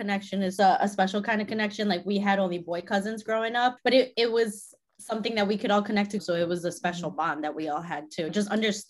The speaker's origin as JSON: {"language": "English", "country": "United States", "tie": "born or raised there", "said": "growing up in America"}